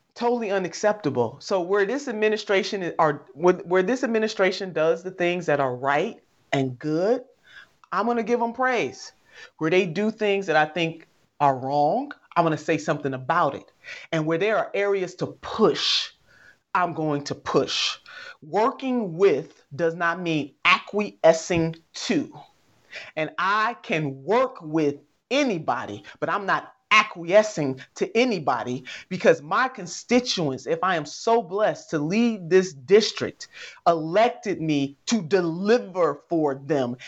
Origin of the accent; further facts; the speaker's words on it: Ohio, United States; right here in my home state